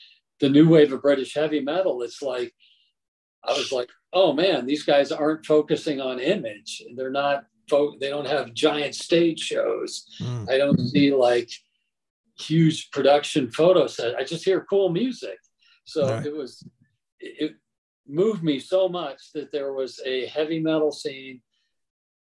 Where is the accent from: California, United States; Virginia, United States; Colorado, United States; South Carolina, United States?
Colorado, United States; Colorado Springs; my hometown of Colorado Springs